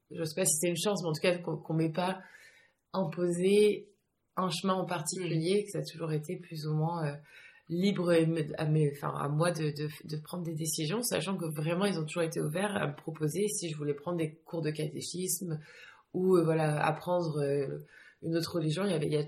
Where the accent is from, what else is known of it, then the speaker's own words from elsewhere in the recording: France; j'ai grandi euh, surtout en France, mais j'ai eu la chance d'être assez expatriée.